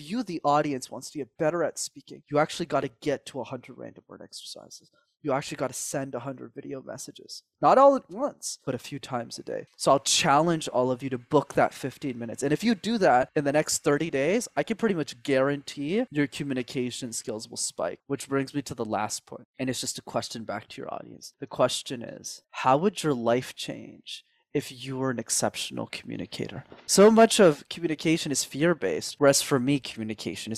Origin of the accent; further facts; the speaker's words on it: Montreal, Quebec, Canada; I grew up in Montreal